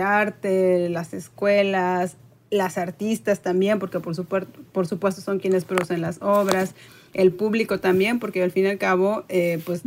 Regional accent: Tampico, Tamaulipas, Mexico; also born or lived in Monterrey; yo soy de Tampico, Tamaulipas, y eh, no es una ciudad que tenga museos de arte

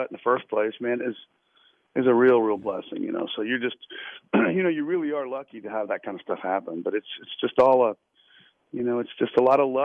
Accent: Lynchburg, Virginia, United States; moved away; growing up in Virginia

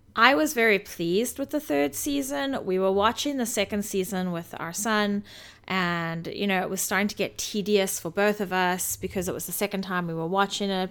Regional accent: South Africa; moved away; while I was growing up in South Africa

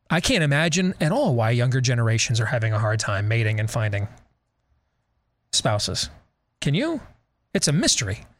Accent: Iowa, United States; I'm from Iowa.

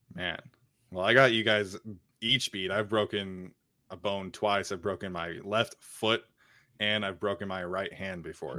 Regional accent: Utah, United States; growing up in Utah

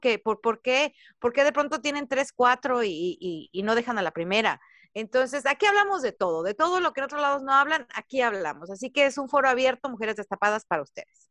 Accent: Jalisco, Mexico; moved away as an adult; now in United States; Yo soy mexicana, soy de Jalisco, tengo 20 años viviendo en Estados Unidos

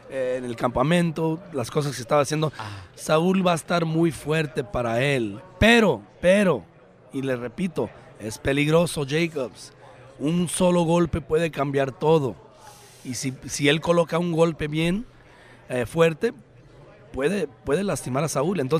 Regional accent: Mexico; Yo como mexicano, mexicoamericano, americano orgulloso de él

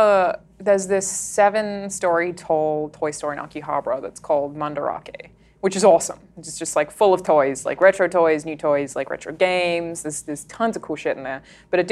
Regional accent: Australia; I'm Australian

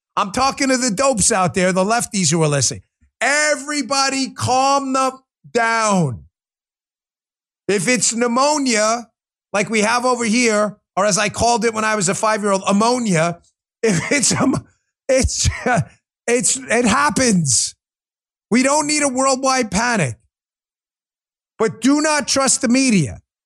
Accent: New York, United States; moved away as an adult; also born or lived in Maryland; now in Florida, United States; I'm a New York kid. I'm not a poser. I live in Florida. I've been here eight years, spent 12 years in Maryland. I've been out of New York and south of New York almost as long as I lived in New York. But the hard reality is, I'm a New Yorker.

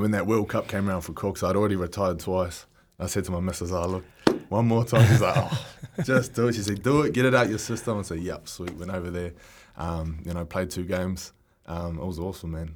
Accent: Auckland, New Zealand; growing up in Auckland, we had the Perla

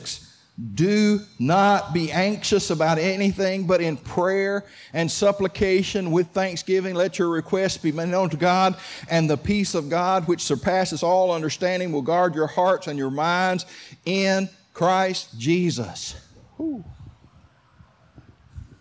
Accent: Clayton County, Georgia, United States; I was raised in Clayton County

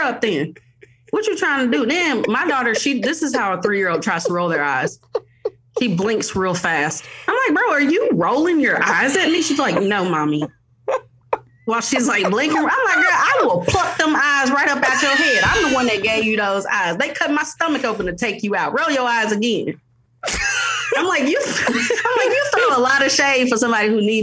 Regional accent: Jackson, Tennessee, United States; now in Mississippi, United States; I'm from Jackson, Tennessee, but I live in Mississippi

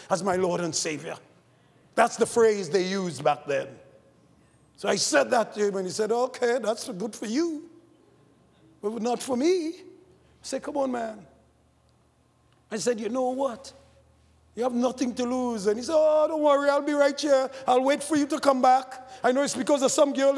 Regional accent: Trinidad & Tobago; I grew up in the Catholic Church in Trinidad

